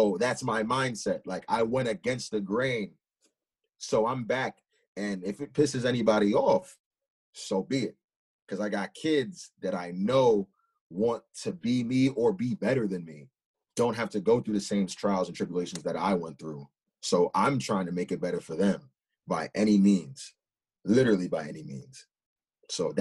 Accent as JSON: {"language": "English", "town": "Huntington Station", "region": "New York", "country": "United States", "said": "I'm from Huntington Station, and it's very diverse"}